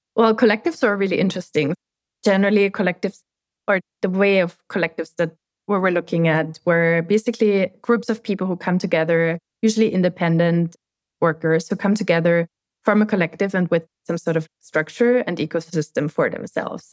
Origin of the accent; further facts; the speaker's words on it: Austria; moved away as an adult; now in United States; I'm growing up in Austria